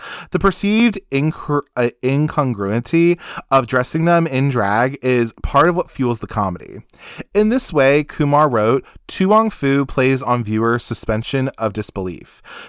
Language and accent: English; Ohio, United States; I grew up gay in Ohio, where boys called me a fag long before I understood my own sexuality.